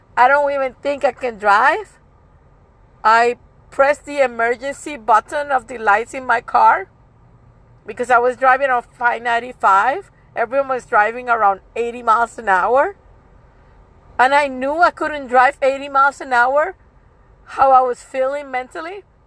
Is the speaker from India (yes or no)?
no; Puerto Rico; I'm from Puerto Rico, I speak Spanish